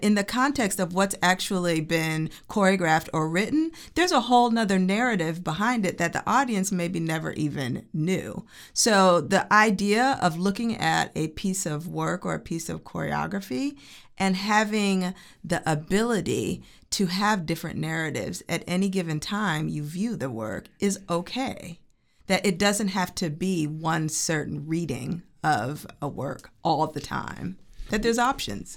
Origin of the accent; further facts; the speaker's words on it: Oak Park, Illinois, United States; moved away as an adult; also born or lived in New York; I'm originally from Chicago, Oak Park, Illinois, which is a suburb outside of Chicago. And I started dancing when I was three. And so I studied in Chicago